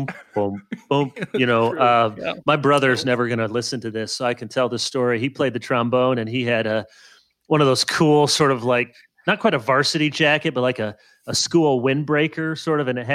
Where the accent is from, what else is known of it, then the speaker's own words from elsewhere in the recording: Michigan, United States; also born or lived in Chicago, Illinois; I was born in Chicago. I grew up in Michigan